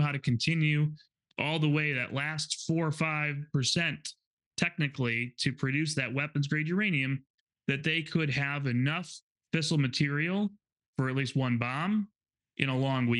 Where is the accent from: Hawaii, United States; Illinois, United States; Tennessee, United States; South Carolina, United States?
Illinois, United States; Chicago; I'm from Chicago